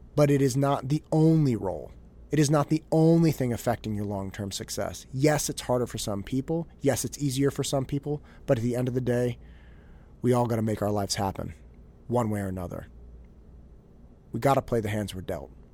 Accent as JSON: {"language": "English", "town": "Concord", "region": "California", "country": "United States", "tie": "born or raised there", "lives_now": "Danville, United States", "said": "I didn't grow up in Danville. I grew up in Concord"}